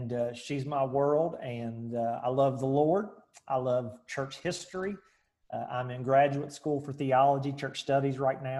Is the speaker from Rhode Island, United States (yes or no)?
no; Charleston, West Virginia, United States; I grew up in Charleston, West Virginia